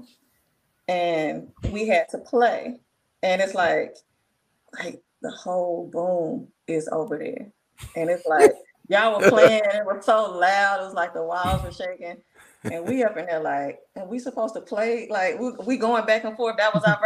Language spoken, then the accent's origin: English; Jackson, Mississippi, United States; I'm from Jackson, born and raised. Went to Callaway High School